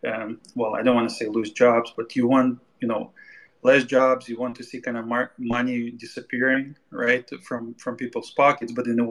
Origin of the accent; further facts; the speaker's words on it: Canada; I'm Canadian